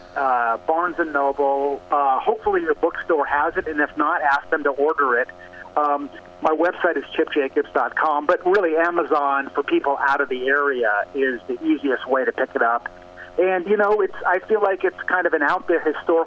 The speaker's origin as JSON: {"language": "English", "town": "Pasadena", "region": "California", "country": "United States", "tie": "born or raised there", "said": "my hometown, Pasadena, California"}